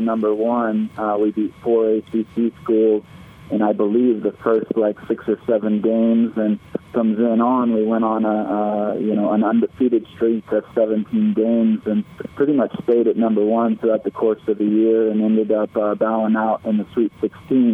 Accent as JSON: {"language": "English", "town": "Atlantic Beach", "region": "North Carolina", "country": "United States", "tie": "born or raised there", "also_born_or_lived": "Greensboro, North Carolina", "said": "I grew up in Eastern North Carolina at a place called Atlantic Beach"}